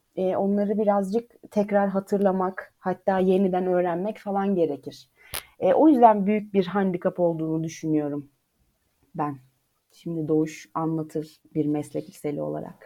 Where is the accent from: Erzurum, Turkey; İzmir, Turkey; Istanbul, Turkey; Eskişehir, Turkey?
Eskişehir, Turkey; moved away as an adult; now in Ankara, Turkey; ben de 93 Eskişehir doğumluyum. Ben de Eskişehir'den aslında e, konservatuar öğrenimim boyunca hiç ayrılmadım.